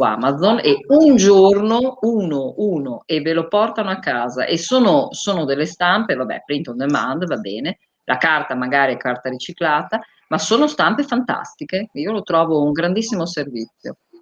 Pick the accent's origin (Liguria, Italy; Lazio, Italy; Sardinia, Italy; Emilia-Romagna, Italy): Emilia-Romagna, Italy; Bologna; io sono bolognese